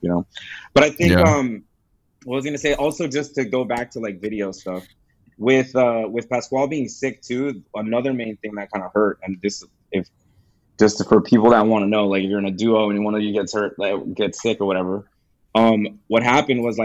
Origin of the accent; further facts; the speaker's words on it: Gardena, California, United States; I'm from Gardena